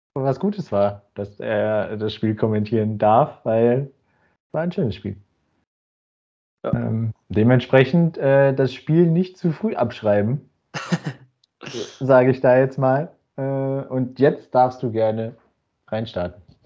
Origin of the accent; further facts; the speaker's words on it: North Rhine-Westphalia, Germany; moved away; blicke mit einem äh, freudigen Grinsen in meine alte Heimat